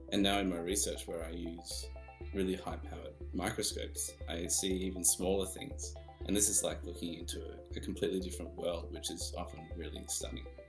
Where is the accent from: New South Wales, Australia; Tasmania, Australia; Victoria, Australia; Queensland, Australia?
Victoria, Australia; Melbourne; I'm from Melbourne